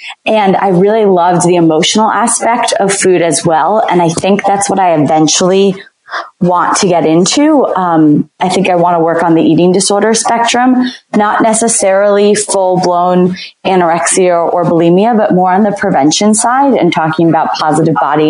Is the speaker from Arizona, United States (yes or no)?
no; New Jersey, United States; moved away as an adult; also born or lived in the South; I'm originally from New Jersey.